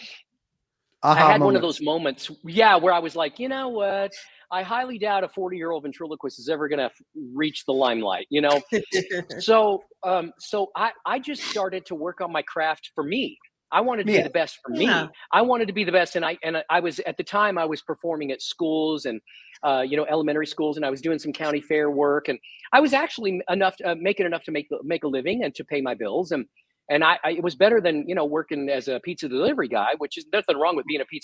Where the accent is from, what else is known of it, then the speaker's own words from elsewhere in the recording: Texas, United States; I was from Texas.